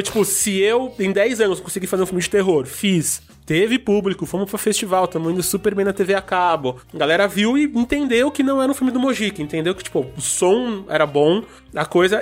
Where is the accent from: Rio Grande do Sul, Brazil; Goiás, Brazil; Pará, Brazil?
Pará, Brazil; Belém; moved away; de onde eu vim, do Pará, de Belém